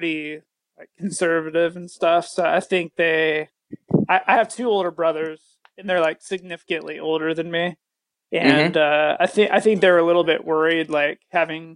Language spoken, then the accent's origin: English; Sacramento, California, United States; I grew up in Sacramento